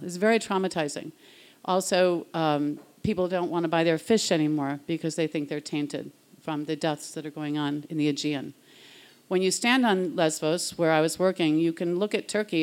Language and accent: English; Cape Cod, Massachusetts, United States; I'm from the Cape